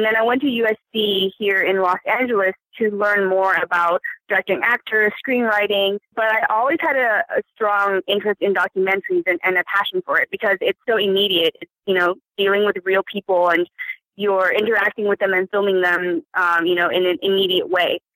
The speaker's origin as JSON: {"language": "English", "town": "Vancouver", "region": "British Columbia", "country": "Canada", "tie": "born or raised there", "also_born_or_lived": "China", "said": "when I was growing up in Vancouver, Canada, my parents, who were new immigrants"}